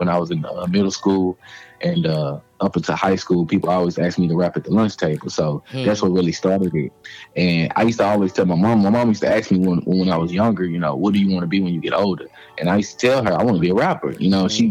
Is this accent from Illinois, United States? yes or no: yes; East St. Louis, Illinois, United States; accent: country; I'm from Cokie, Illinois, / East St. Louis